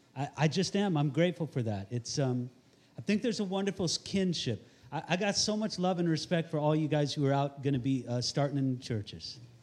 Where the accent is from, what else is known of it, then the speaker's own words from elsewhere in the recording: Santa Barbara, California, United States; I'm from Santa Barbara, California